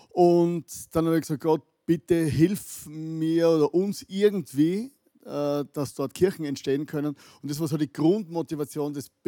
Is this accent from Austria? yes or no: yes; Austria; now in Vienna, Austria; geboren am Land, wohne jetzt in der Großstadt in Wien